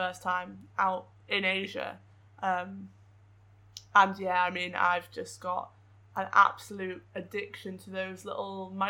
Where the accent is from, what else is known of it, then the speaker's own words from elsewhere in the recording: England, United Kingdom; I come from England